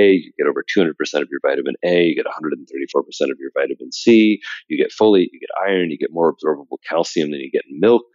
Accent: Midwest, United States; also born or lived in Indiana / New York City; I'm from the Midwest. I spent half of my time on a farm in Indiana and half of my time in New York City

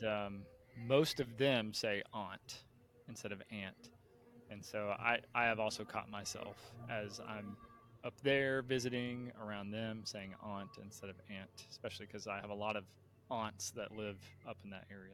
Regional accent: Tennessee, United States; moved away as an adult; also born or lived in Texas; I grew up mostly in in Tennessee

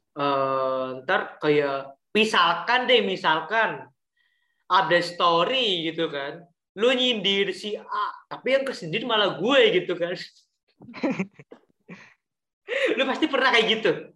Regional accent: Cilacap, Central Java, Indonesia; accent: Ngapak Cilacap; moved away; ngapak, gua ngapak Cilacap

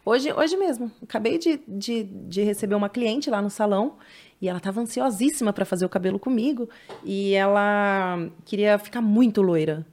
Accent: São Paulo, Brazil; lá na Penha, na, na Zona Leste, onde eu nasci, uhum. aqui em São Paulo

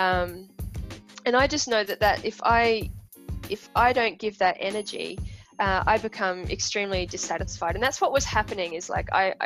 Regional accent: Queensland, Australia; moved away as an adult; also born or lived in Perth, Australia; now in Taranaki, New Zealand; I grew up in Australia

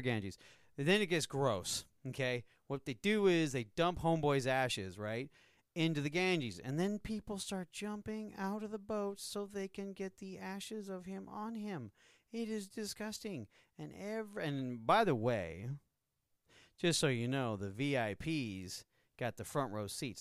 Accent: United States; I'm from America

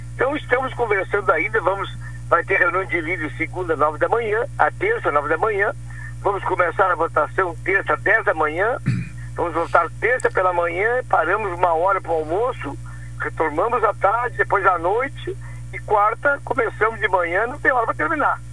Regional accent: Canguçu, Rio Grande do Sul, Brazil; da minha terra, da minha Canguçu

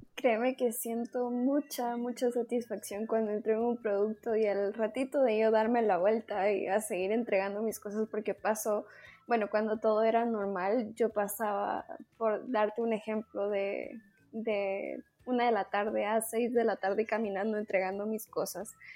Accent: Quiché, Guatemala; also born or lived in Guatemala City; soy de Quiche, entonces estoy a cuatro horas de la ciudad

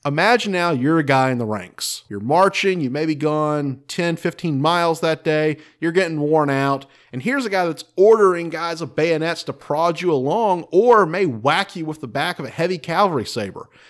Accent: North Carolina, United States; growing up in North Carolina

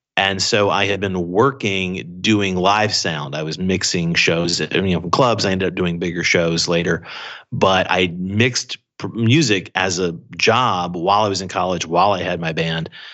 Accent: Atlanta, Georgia, United States; moved away as an adult; also born or lived in Anniston, Alabama / Los Angeles; now in Beijing, China; I really grew up half in Atlanta or around that area and then half in this small town in Alabama called Anniston

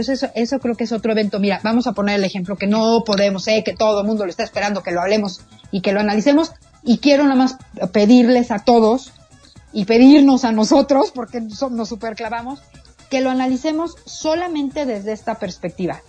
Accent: Mexico; como mexicanos

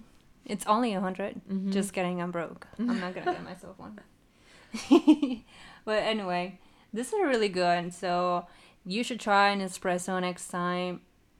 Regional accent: Mexico; I know, I'm from Mexico, but I don't know where that is.

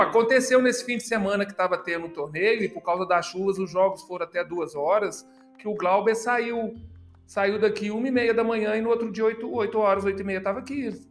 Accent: Belo Horizonte, Minas Gerais, Brazil; moved away; eu já tinha jogado tênis em Belo Horizonte, que eu sou de Belo Horizonte

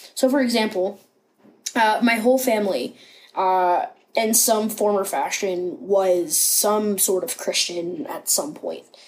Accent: Rockingham County, Virginia, United States; also born or lived in Harrisonburg, Virginia / Grottoes, Virginia; now in Cincinnati, United States; I grew up in Rockingham County, which is a very small place in Virginia

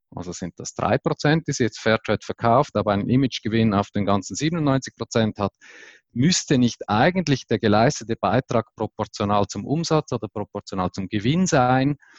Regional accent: Switzerland; bei uns in der Schweiz

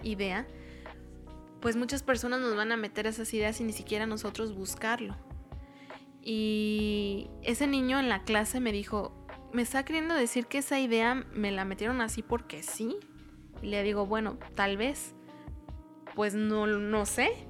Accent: Mexico; como mexicanos, como cultura mexicana

